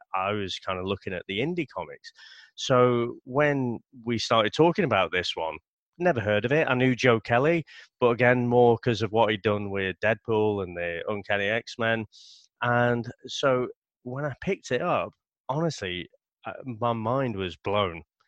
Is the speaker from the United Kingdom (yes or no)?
yes; United Kingdom; being British